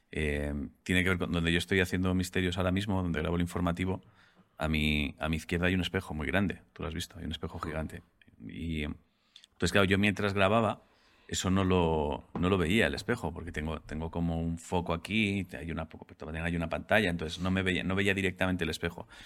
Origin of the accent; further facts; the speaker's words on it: Mexico; Antes que nada, no soy un robot, simplemente soy mexicana, no de Sudamérica.